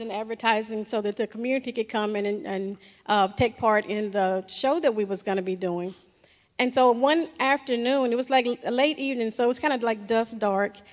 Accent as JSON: {"language": "English", "region": "the South", "country": "United States", "tie": "born or raised there", "said": "growing up in the South"}